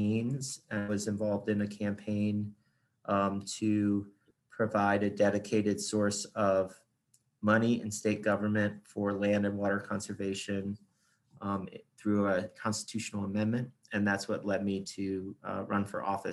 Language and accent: English; Florida, United States; So I grew up in Florida. I'm a native Floridian